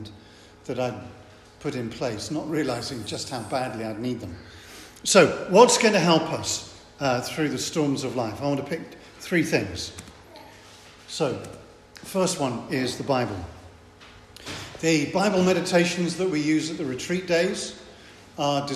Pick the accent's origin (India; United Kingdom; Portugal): United Kingdom; England; I'm English.